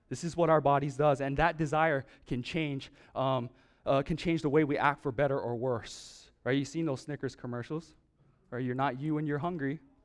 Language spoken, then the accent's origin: English; Oahu, Hawaii, United States; Growing up in Oahu, uh, when I was very, very young